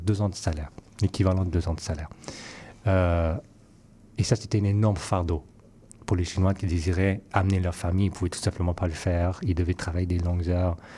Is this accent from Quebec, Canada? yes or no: no; Vancouver, British Columbia, Canada; now in Montreal, Canada; je suis originaire de Vancouver